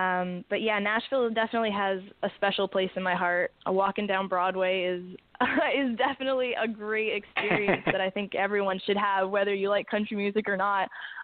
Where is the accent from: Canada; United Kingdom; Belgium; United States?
Canada; Toronto, Ontario; Yeah, you could go into anywhere and be like, yeah, I'm from Toronto.